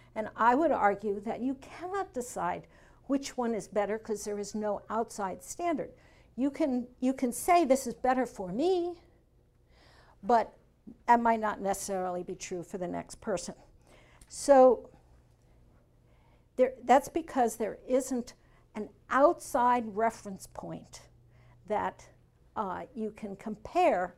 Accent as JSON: {"language": "English", "region": "Northeast", "country": "United States", "moved": "yes", "lives_now": "Arkansas, United States", "said": "And I'm from the Northeast."}